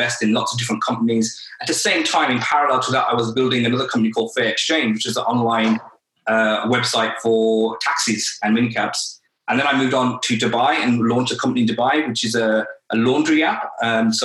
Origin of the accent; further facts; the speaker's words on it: Birmingham, West Midlands, United Kingdom; moved away as an adult; now in London, United Kingdom; I'm originally from Birmingham